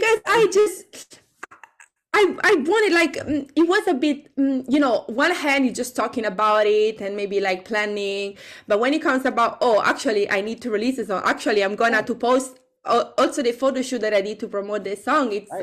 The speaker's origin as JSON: {"language": "English", "country": "Italy", "second_language": "English", "moved": "yes", "lives_now": "London, United Kingdom", "said": "I'm from Italy"}